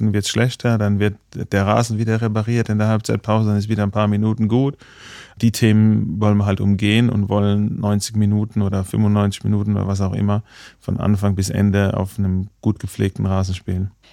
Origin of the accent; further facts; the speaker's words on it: Baden-Württemberg, Germany; now in Munich, Germany; ich komme zwar aus dem Badischen